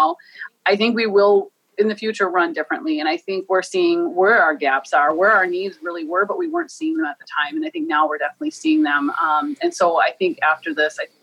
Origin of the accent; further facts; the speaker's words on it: Morton, Minnesota, United States; I am from the Shanshayapi